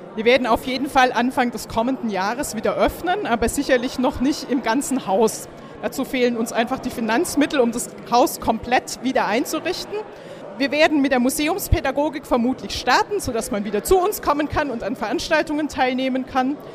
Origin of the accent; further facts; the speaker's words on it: Swabia, Germany; moved away as an adult; now in Kiel, Germany; ich komme aus Schwaben